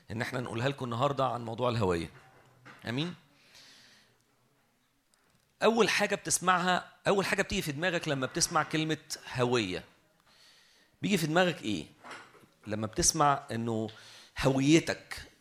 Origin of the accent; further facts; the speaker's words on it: Egypt; اللي اسمه الاي دي اللي اسمه عندنا في مصر الرقم القومي